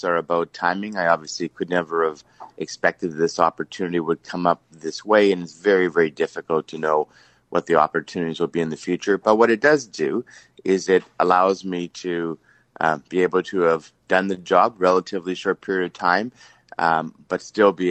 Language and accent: English; Steinbach, Manitoba, Canada; growing up in Steinbach